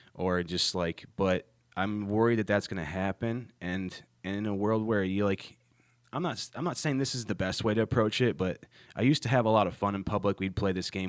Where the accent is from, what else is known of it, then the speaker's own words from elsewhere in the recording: Ohio, United States; now in Charlotte, United States; my hometown, which is in Ohio